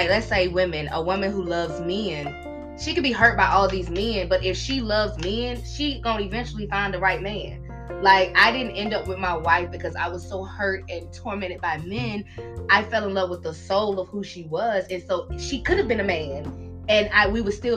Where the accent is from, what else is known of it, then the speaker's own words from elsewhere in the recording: North Carolina, United States; I'm from North Carolina.